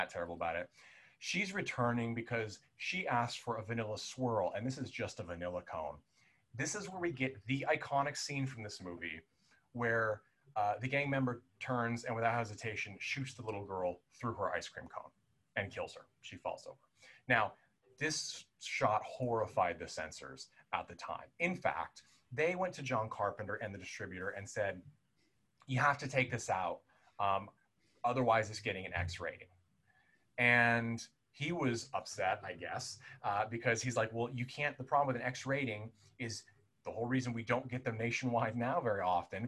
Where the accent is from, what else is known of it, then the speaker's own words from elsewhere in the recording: Southern California, United States; growing up in Southern California in the 90s